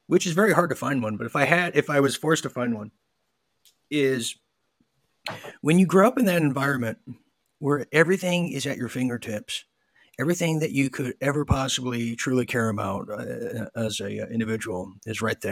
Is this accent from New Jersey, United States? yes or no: no; Huntington Beach, California, United States; I grew up, I'm from Southern California. I'm from the beach. I'm from Huntington Beach, Orange County, Surf City, USA.